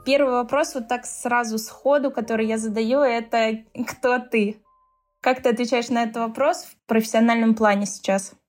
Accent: Tolyatti, Samara Oblast, Russia; я из Тольятти, нас тоже пугали Автовазы

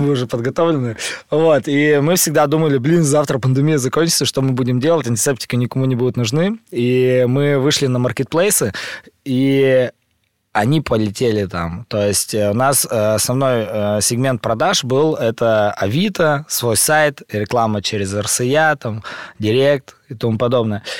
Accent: Urals, Russia; Я родился на Урале, в маленьком городе, в семье врачей

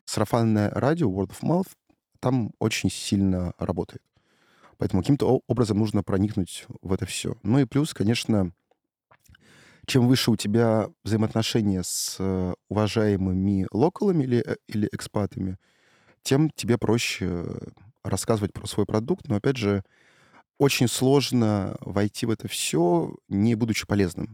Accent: Saint Petersburg, Russia; я из э, Петербурга

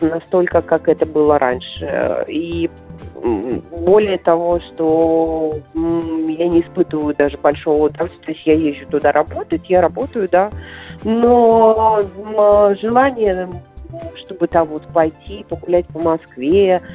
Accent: Minsk, Belarus; moved away as an adult; also born or lived in Moscow; я уезжала из Минска

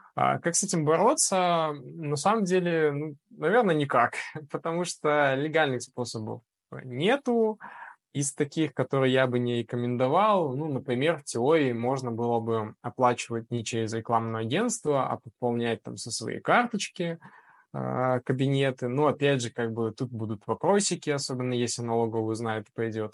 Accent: Belarus; мы, особенно белорусы, такие ребята, мы ко всему приспосабливаемся

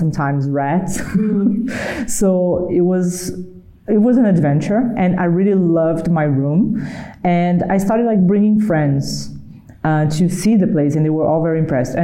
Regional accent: Brazil; I'm from Brazil, so Brazil is, you know, we are surrounded by nature.

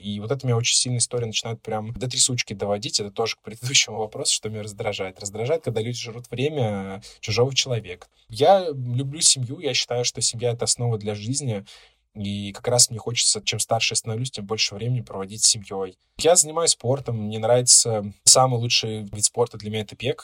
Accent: Moscow Oblast, Russia; я сначала поработал два с половиной года в Подмосковье в своем городе, откуда я родом, потом перевелся в Москву.

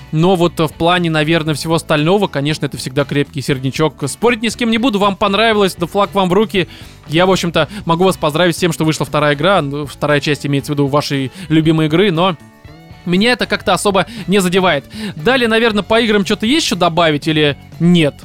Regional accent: Russia; Я россиянин

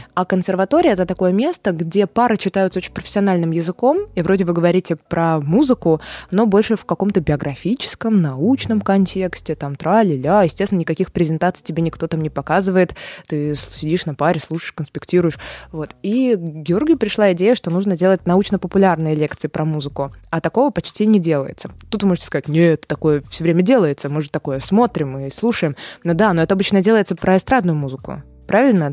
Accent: Saint Petersburg, Russia; also born or lived in Moscow; сейчас мы в Питере, и считается, что я из Питера

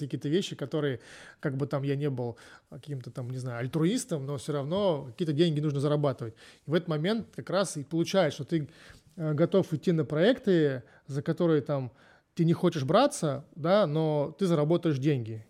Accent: Voronezh, Voronezh Oblast, Russia; moved away as an adult; now in Spain; я из Воронежа

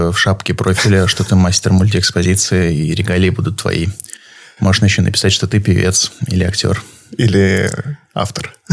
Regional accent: Saint Petersburg, Russia; я из Петербурга.

